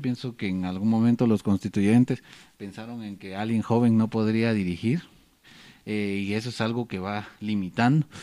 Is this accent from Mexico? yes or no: no; Quetzaltenango, Guatemala; nosotros que somos de Quetzaltenango